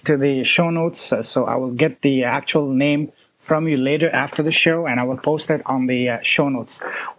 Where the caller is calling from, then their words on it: China; I'm calling you from China. It's 11 p.m. here in China